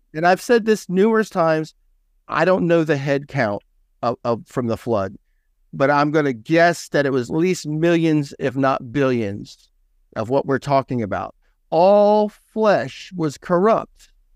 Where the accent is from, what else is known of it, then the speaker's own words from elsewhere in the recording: San Joaquin Valley, California, United States; I grew up in California, right between Sacramento and San Francisco